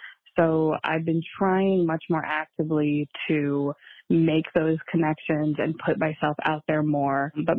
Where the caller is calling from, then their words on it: Minnesota, United States; I am from Minnesota